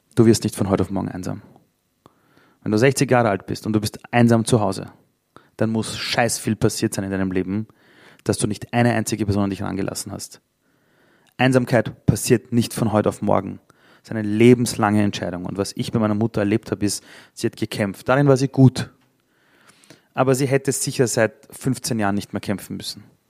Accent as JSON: {"language": "German", "region": "Vienna", "country": "Austria", "tie": "born or raised there", "second_language": "German", "said": "ich bin in Simmering aufgewachsen, im Arbeiterbezirk in Wien"}